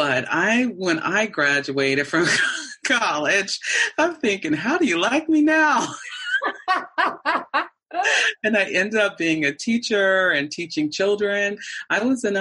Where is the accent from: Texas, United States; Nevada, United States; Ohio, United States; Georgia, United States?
Ohio, United States; Canton; Canton, Ohio. Traveled the world, but still came back to my city